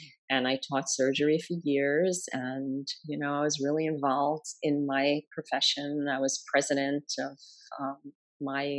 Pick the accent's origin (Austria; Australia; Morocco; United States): United States; New York; I'm a New Yorker